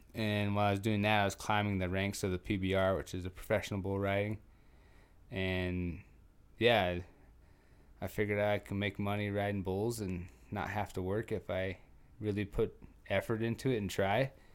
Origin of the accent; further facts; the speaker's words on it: Trenton, North Dakota, United States; moved away as an adult; also born or lived in Williston, North Dakota; I actually grew up in Trenton. I was born in Williston.